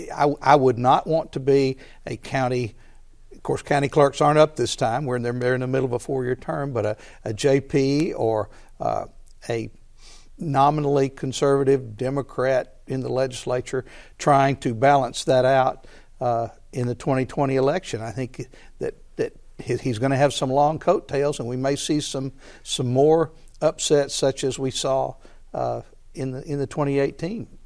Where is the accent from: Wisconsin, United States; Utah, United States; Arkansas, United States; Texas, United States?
Arkansas, United States; Conway; now in Ferndale, United States; While I love Conway and it's my hometown, I live in Ferndale now